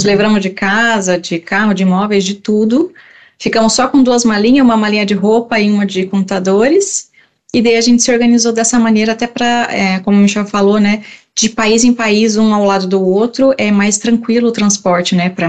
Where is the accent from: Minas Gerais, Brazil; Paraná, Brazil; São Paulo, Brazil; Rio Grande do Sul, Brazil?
Rio Grande do Sul, Brazil; eu sou do Rio Grande